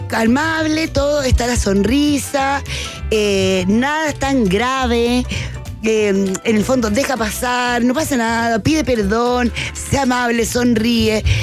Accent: Chile; vengo de Chile

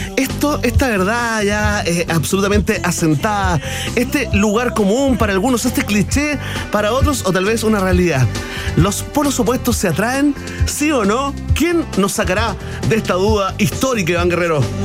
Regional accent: Chile; Soy chileno en el fondo

